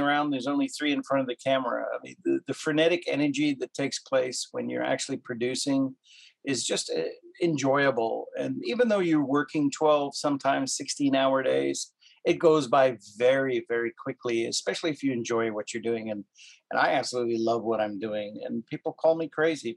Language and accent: English; Cape Town, Western Cape, South Africa; also born or lived in Canada; now in United States; I'm originally from Cape Town, South Africa. I've been in the United States for 30, oh gosh, 37 years now.